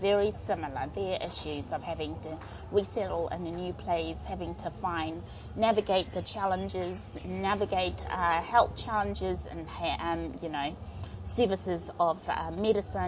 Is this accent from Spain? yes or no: no; Vanuatu; moved away as an adult; now in Dunedin, New Zealand; I grew up in Vanuatu